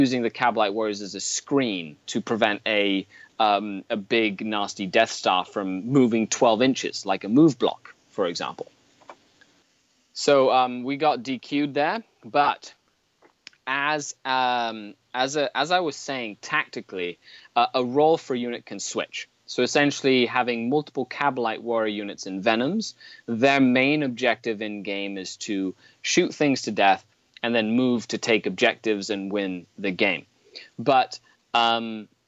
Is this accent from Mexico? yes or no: yes; Mexico; now in Canada; I was born and raised in Mexico.